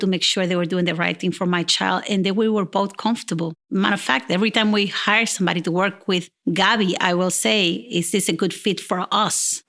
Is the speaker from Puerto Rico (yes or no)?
yes; Puerto Rico; moved away as an adult; I'm original from Puerto Rico. I've been here for the last thirty years